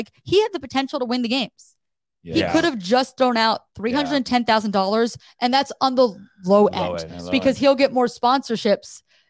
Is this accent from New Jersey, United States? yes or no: yes; New Jersey, United States; Because I was in Syracuse at that time. I lived in New York. So I'm from New Jersey.